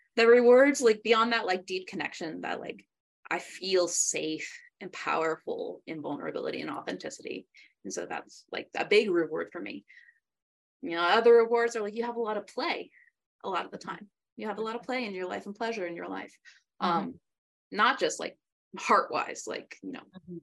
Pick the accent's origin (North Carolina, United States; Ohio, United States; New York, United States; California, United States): New York, United States; moved away; also born or lived in San Antonio, Texas; growing up in New York